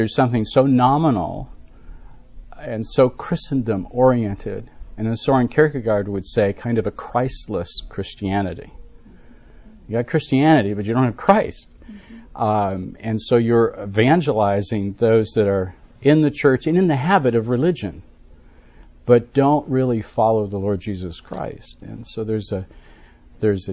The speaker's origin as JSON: {"language": "English", "region": "Western New York", "country": "United States", "tie": "born or raised there", "also_born_or_lived": "San Diego / Manhattan", "moved": "as an adult", "said": "I grew up in Western New York"}